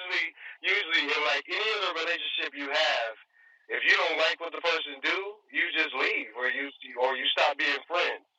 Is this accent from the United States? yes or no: yes; New York, United States; moved away; I'm originally from New York, so I tend to favor East Coast style rhyme schemes